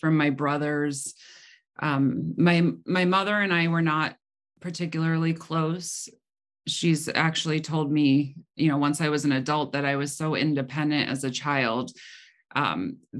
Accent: Cleveland, Ohio, United States; also born or lived in Medina County, Ohio; I grew up in the Cleveland, Ohio area

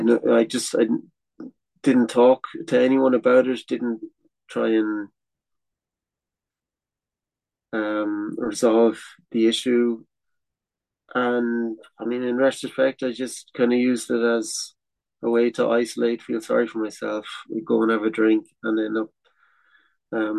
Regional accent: Ireland; first language English; moved away as an adult; also born or lived in France; I came home for Christmas 1 year, and he said, maybe it'd be good to try staying in Ireland

